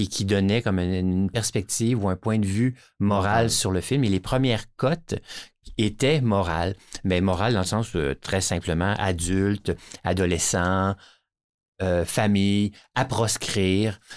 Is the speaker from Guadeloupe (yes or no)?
no; Brossard, Quebec, Canada; j'ai été élevé à Brossard, à côté du maï Champlain.